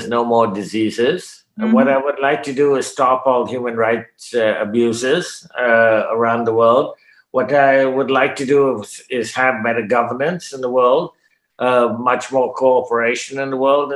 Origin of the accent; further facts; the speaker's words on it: Canada; I'm a Canadian, I speak English